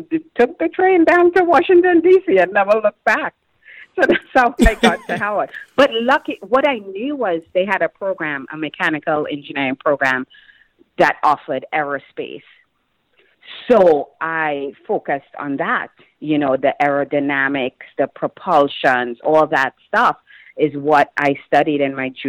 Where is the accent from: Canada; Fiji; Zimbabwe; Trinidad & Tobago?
Trinidad & Tobago; moved away as an adult; now in United States; I had my roommates who were all people I grew up with in Trinidad and went to school